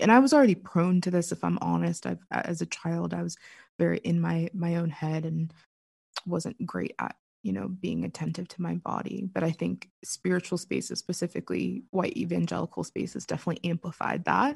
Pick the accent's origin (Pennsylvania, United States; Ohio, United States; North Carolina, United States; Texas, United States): Pennsylvania, United States; Pittsburgh; I'm from Pittsburgh. Born and for the most part raised